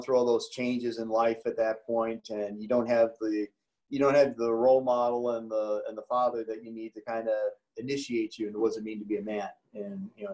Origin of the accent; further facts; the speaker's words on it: Hinsdale, Illinois, United States; I was born in Hinsdale. I was born the youngest of five. I have three older brothers and an older sister. So I went to the local grammar school